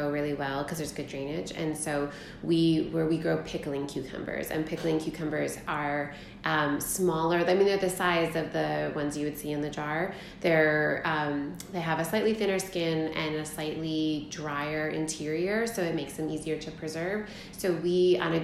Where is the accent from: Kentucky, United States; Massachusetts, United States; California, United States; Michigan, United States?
Michigan, United States; Hamilton; I grew up in Hamilton, Michigan, a little town called Bentheim, which is about, it's on the west side of Michigan